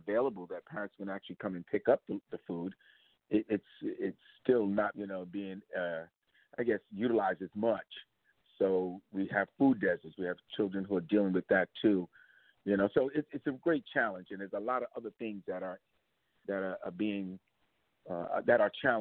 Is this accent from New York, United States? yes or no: yes; New York City, New York, United States; Born and raised in East New York, Brownsville. Van Dyke Houses, 419, apartment 10G.